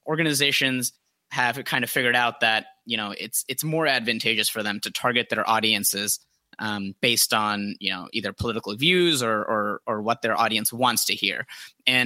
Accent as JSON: {"language": "English", "region": "Florida", "country": "United States", "also_born_or_lived": "Georgia", "moved": "as an adult", "said": "I'm originally from Florida."}